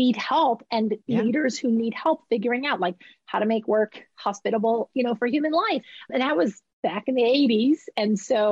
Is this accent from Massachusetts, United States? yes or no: yes; Boston, Massachusetts, United States; also born or lived in California / New Hampshire; I was born in California, but my parents moved east when I was three. So I grew up in the Boston area